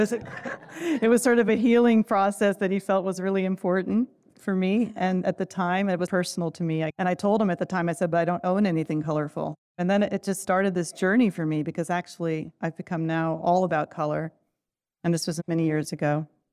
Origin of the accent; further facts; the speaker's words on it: Turkey; moved away; I'm from Turkey, so I grew up a lot with pattern and color